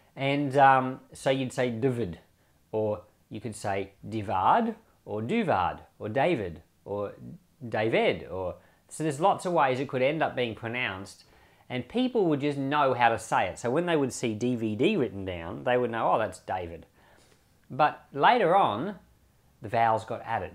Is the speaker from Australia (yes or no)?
yes; Australia; I'm an Australian